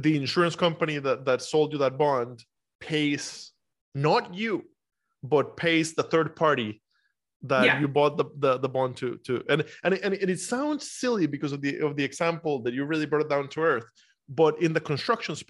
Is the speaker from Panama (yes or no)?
no; Costa Rica; now in United States; I'm from Costa Rica originally.